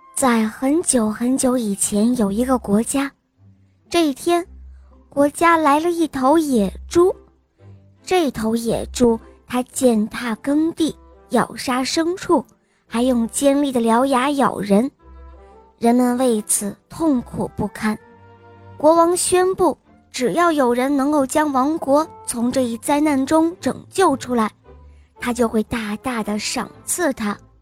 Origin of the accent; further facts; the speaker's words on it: Beijing, China; 我快五岁了，我来自北京